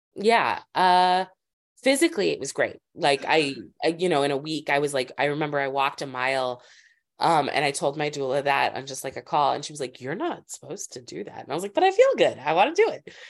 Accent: Springfield, Massachusetts, United States; also born or lived in Los Angeles, California; now in Brooklyn, United States; I grew up in Springfield, Massachusetts.

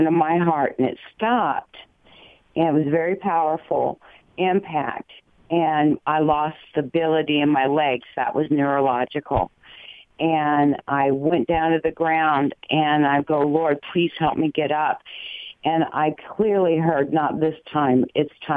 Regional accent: Dayton, Ohio, United States; I was born in Miami Valley Hospital. Kettering Labs is like my stomping ground

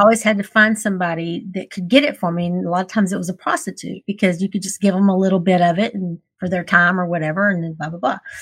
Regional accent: Texas, United States; I grew up in the Texas beauty pageant system.

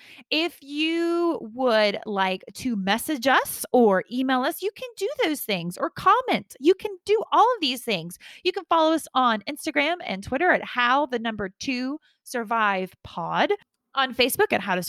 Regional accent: Atlanta, Georgia, United States; I am from Atlanta

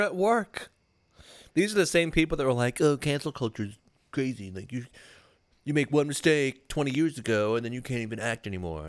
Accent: Michigan, United States; we're from Michigan

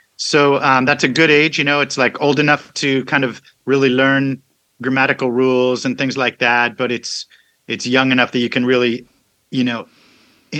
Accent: Virginia, United States; moved away as an adult; also born or lived in California / Paris, France / Boston / Los Angeles; now in Pensacola, United States; moved to Virginia near Washington, D.C., and grew up in Virginia, then moved to Paris for a couple of years, then back to Virginia

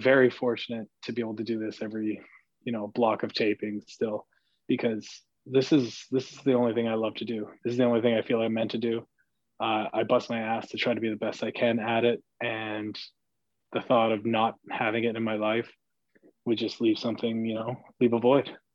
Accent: Canada; as a Canadian

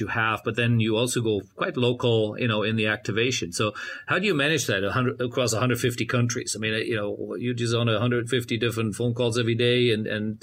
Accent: Germany; moved away; my home country in Germany

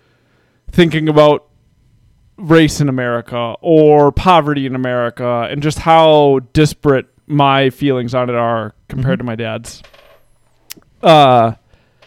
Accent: United States

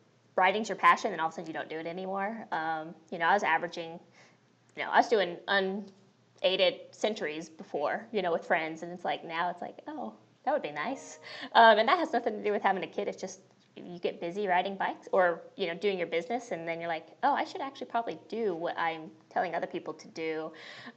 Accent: Caliente, Nevada, United States; moved away as an adult; also born or lived in Alabama; Both Cody and I are from Nevada, a tiny town called Caliente

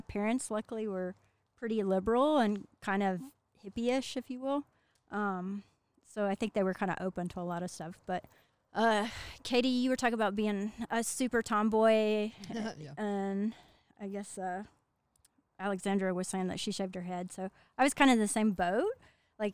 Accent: Hurricane Mills, Tennessee, United States; accent: Southern; moved away; if you can't tell from the accent, I'm from the South. I'm from Tennessee. Grew up in Hurricane Mills, and that's about 15 minutes from Bucksnort

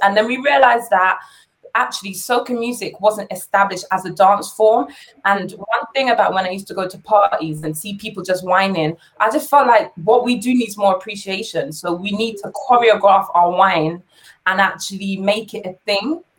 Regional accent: London, United Kingdom; we were born in London, we were raised in London

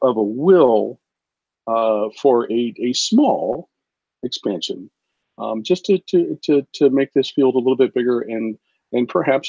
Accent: Midwest, United States; as a Midwesterner

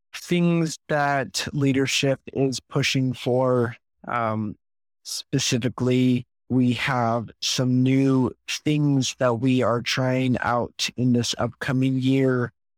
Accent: St. Louis, Missouri, United States; moved away as an adult; now in Jonesboro, United States; I'm from Saint Louis

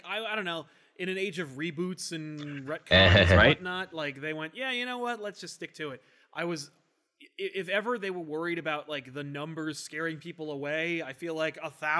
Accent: United States; as an American

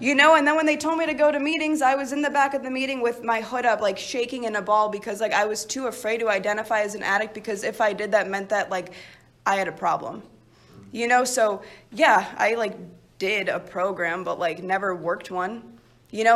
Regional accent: Chicago, Illinois, United States; originally, I'm from Chicago

